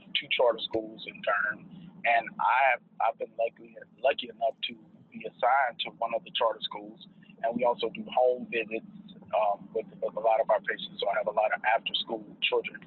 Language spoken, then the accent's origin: English; High Point, North Carolina, United States; born or raised there; also born or lived in Greensboro, North Carolina